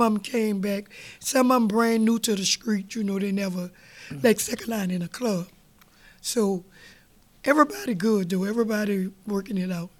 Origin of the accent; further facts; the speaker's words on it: New Orleans, Louisiana, United States; we was raised up in Gertown, mm-hmm. we didn't see many parades. So my daddy moved us uptown on Washington